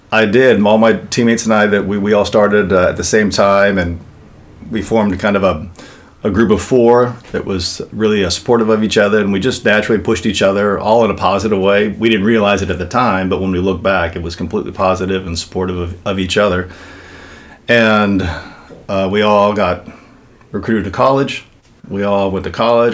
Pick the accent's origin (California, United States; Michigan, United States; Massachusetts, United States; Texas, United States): California, United States; Los Angeles; Venice, California